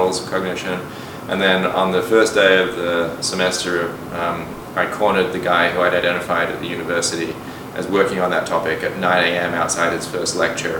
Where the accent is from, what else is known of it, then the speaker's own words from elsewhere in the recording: Perth, Western Australia, Australia; moved away; also born or lived in London, United Kingdom; So I grew up in Australia. I was born in London, and my parents moved to Australia when I was 8 years old.